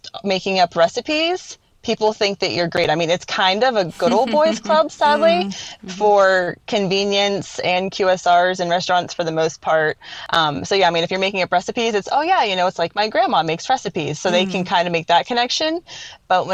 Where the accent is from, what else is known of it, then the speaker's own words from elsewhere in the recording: East Coast, United States; moved away as an adult; now in Midwest, United States; I'm from the East Coast